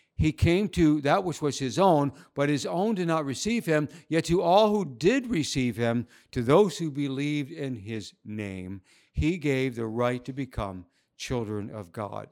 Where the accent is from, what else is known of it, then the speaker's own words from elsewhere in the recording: United States; moved away as an adult; now in Shanghai, China; my home country